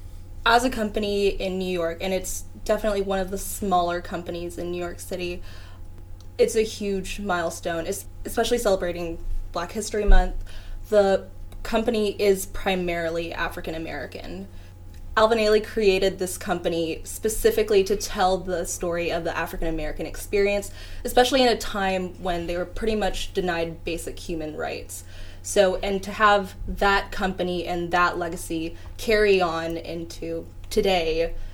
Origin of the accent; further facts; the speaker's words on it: Philippines; For me personally, as a Filipino dancer, I literally don't have any Filipino dancers that I look up to.